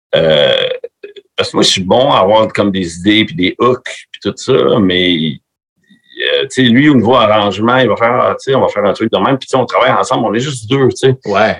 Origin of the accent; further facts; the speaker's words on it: Quebec, Canada; accent: Québécois; also born or lived in Florida; mon accent québécois